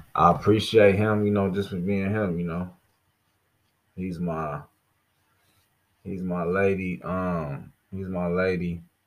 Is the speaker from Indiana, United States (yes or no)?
yes; Gary, Indiana, United States; my hometown, Gary, Indiana